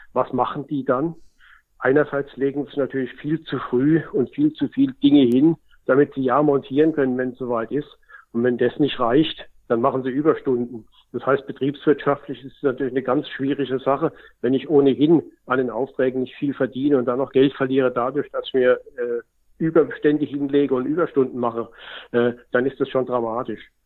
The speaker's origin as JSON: {"language": "German", "country": "Germany", "said": "als Deutsche"}